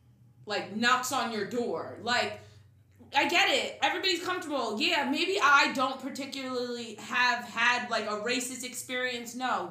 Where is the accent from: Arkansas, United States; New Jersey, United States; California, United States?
New Jersey, United States; Manalapan; also born or lived in Germany; throughout history, my family's history, Manalapan has been our home. The only time we left Manalapan was for my dad to become a veteran. A combat veteran. He moved his family. He enlisted in the army. He moved his family. I was born in Germany. And then we came right back to Manalapan.